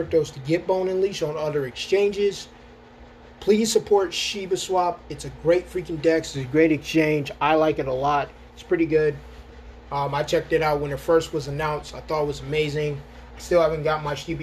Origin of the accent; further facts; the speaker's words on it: Rochester, United States; moved away; when I lived in Rochester, my hometown